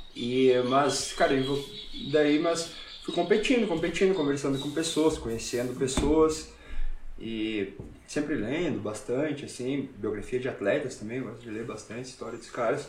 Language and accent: Portuguese; Brazil; moved away as an adult; sou, sou brasileiro, faço jiu-jitsu